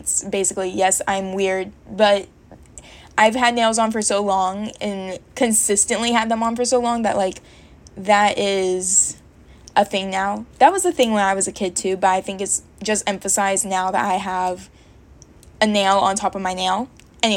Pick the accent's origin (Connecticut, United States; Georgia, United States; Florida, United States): Georgia, United States; moved away as an adult; now in Virginia, United States; I moved to Virginia from Georgia, and in Georgia, I had my hair braided by a girl that I went to high school